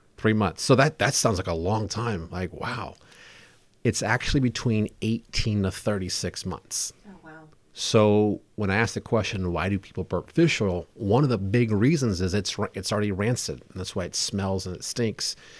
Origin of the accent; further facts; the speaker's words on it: South Louisiana, United States; I was raised in South Louisiana, very hot, very humid